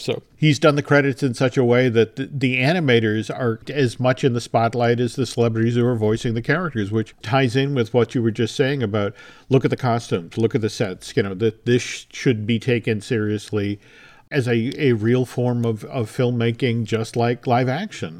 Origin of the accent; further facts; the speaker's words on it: Maynard, Massachusetts, United States; my hometown of Maynard, Massachusetts.